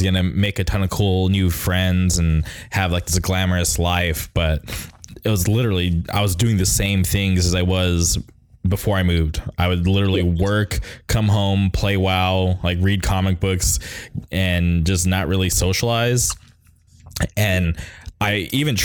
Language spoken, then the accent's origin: English; Palm Springs, California, United States; moved away as an adult; now in Orange County, United States; I grew up in Palm Springs